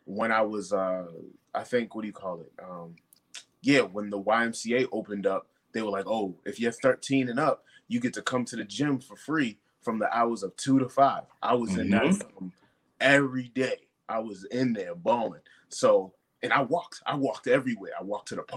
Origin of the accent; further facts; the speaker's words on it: Brockton, Massachusetts, United States; growing up in Brockton